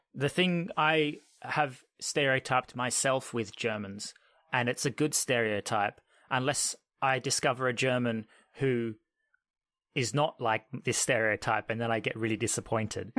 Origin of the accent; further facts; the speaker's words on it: Australia; now in United Kingdom; I'm Australian. I'm originally from Australia, but now I'm an expat, if you want to call it that, and I'm living in the U K.